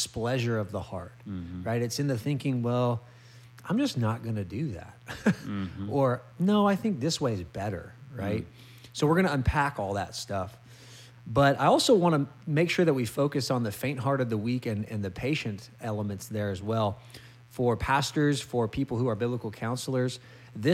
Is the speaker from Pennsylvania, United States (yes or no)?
no; California, United States; moved away; California, my home state